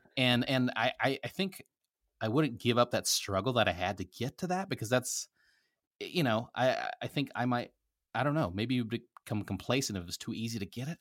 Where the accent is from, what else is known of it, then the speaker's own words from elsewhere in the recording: Nebraska, United States; also born or lived in Philippines; I grew up in a very small town in Nebraska